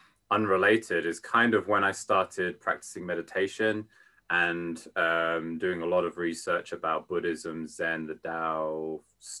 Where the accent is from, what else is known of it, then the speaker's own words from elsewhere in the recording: London, United Kingdom; moved away as an adult; also born or lived in Tokyo, Japan; now in Yamanashi, Japan; I'm from London, England, now living in Yamanashi, Japan.